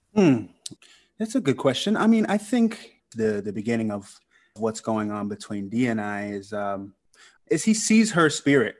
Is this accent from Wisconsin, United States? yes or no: no; Sandy Springs, Georgia, United States; moved away as an adult; also born or lived in New York; I grew up in Sandy Springs, Fulton County